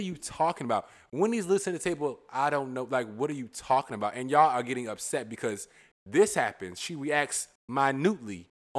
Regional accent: Virginia, United States; I'm clearly from Virginia.

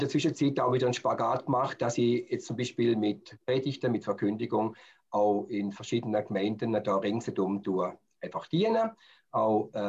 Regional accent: Stuttgart, Baden-Württemberg, Germany; also, ursprünglich komme ich aus Stuttgart

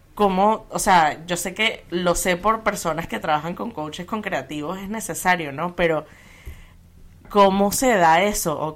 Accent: Venezuela; crecimos en Venezuela

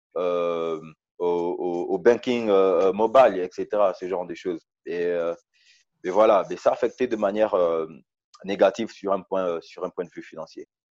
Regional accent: Gabon; moved away as an adult; also born or lived in Port-Gentil, Gabon / Libreville, Gabon; now in South Africa; passé la moitié de, de, mon enfance, mon adolescence euh, au village. Et c'est lorsque j'ai eu, euh, lorsque j'ai eu le CEP, l'entrée au, au, au, collège, que je suis allé euh, à Port-Gentil

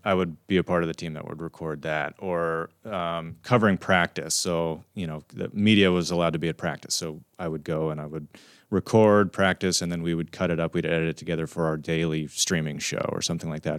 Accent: Pennsylvania, United States; we're from Pennsylvania

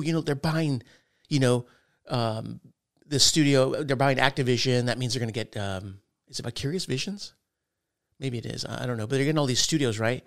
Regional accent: United States

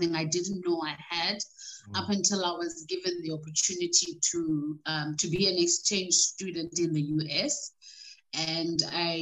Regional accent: South Africa; also born or lived in Ekurhuleni; I grew up in Gugulethu, And later on, we moved to the suburbs

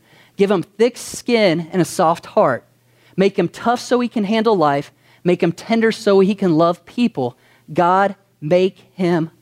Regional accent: Kentucky, United States; some of us were born in Kentucky

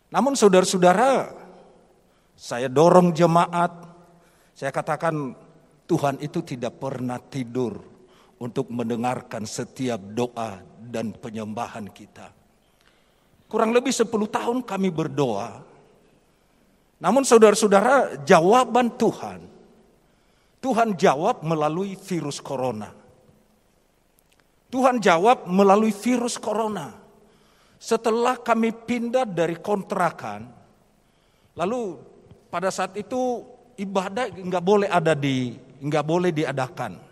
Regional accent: Nias, North Sumatra, Indonesia; now in Semarang, Indonesia; kami berasal dari Pulau Nias.

